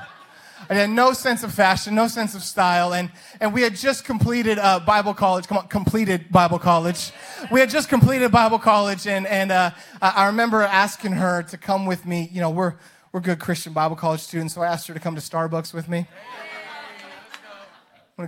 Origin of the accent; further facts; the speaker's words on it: Boise, Idaho, United States; growing up in Idaho on the sweet baby hills of Boise, Idaho